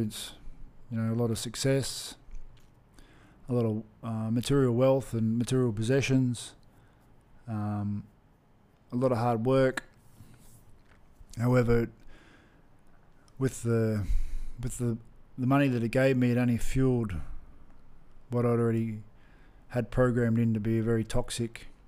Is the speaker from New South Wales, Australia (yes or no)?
no; Brisbane, Queensland, Australia; growing up in Brisbane, Australia